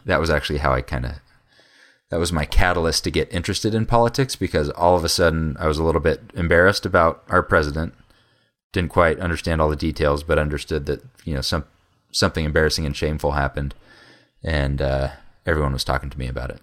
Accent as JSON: {"language": "English", "town": "Fort Collins", "region": "Colorado", "country": "United States", "tie": "born or raised there", "also_born_or_lived": "Oklahoma", "moved": "as an adult", "said": "I grew up in Fort Collins also"}